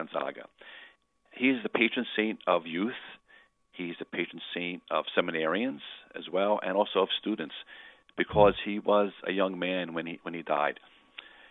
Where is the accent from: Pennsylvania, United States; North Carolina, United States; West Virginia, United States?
Pennsylvania, United States; Philadelphia; I'm from Philly